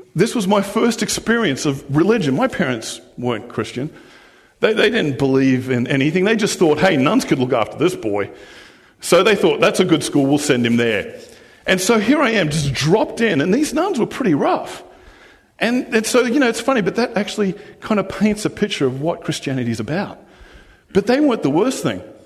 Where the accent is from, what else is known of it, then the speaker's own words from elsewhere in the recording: Australia; now in New Zealand; I was born and raised in Australia, but being Australian doesn't define me